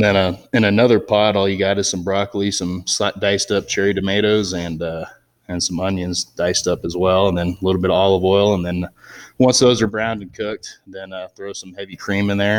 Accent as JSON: {"language": "English", "town": "Southlake", "region": "Texas", "country": "United States", "tie": "born or raised there", "also_born_or_lived": "Golden, Colorado", "moved": "as an adult", "lives_now": "Stratton, United States", "said": "I grew up in Southlake, Texas, which is a suburb outside of Dallas, Fort Worth, and then lived there my first 18 years through high school and everything"}